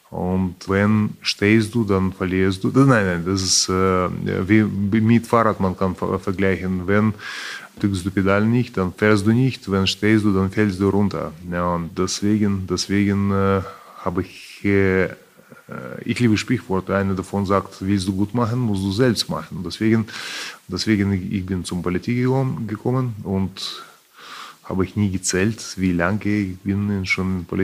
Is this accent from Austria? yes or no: no; Kyiv, Ukraine; German is a second language; Deutschland, von Kiew. Und äh, vermisse ich Deutschland sehr, weil ich bin festgesteckt mit diesem Krieg äh, in meiner Heimatstadt.